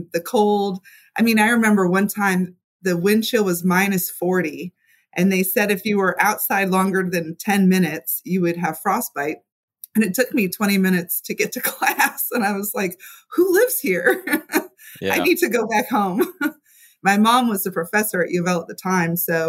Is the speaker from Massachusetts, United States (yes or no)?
no; Louisville, Kentucky, United States; also born or lived in Milwaukee; I'm pretty much from Louisville. I've been here since I was a little kid. I've moved away several times, but I've been boomeranged back, as many Louisvillians do.